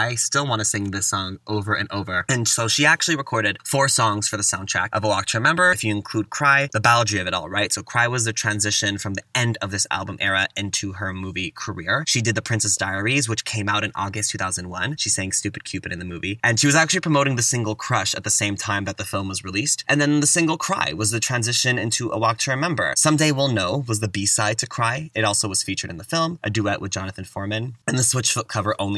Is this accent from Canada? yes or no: yes; Canada; growing up in Canada on Much Music